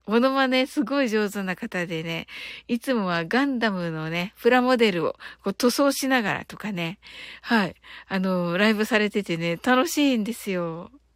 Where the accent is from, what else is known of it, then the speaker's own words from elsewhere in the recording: Kyushu, Japan; 私九州人